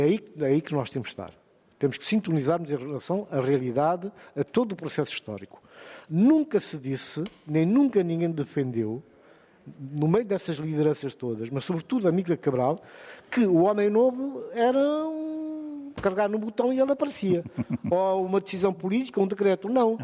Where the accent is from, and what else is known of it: Guinea-Bissau